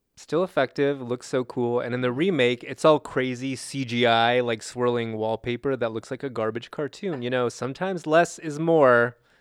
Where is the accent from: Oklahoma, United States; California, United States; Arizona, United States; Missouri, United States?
California, United States; I grew up in California